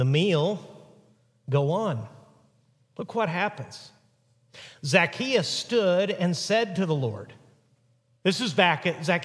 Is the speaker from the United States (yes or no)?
no; Mexico; moved away; where I grew up in Mexico